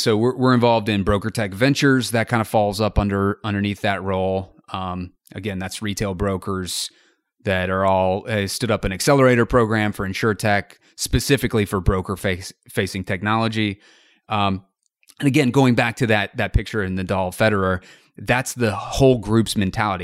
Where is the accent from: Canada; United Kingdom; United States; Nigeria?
United States; North Carolina; also born or lived in Columbia, South Carolina / Wilmington, North Carolina / Los Angeles; I was born in Columbia, South Carolina, and I lived there for about three weeks before moving, uh, up, up to North Carolina.